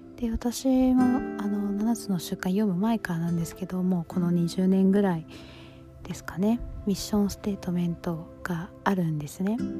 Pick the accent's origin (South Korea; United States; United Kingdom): United States; also born or lived in Japan; アメリカで育っ